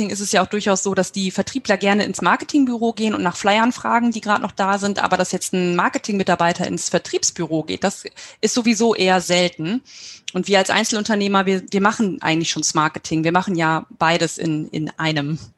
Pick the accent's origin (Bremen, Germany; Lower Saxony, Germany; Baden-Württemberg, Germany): Lower Saxony, Germany; Nordhorn; komme aus Nordhorn.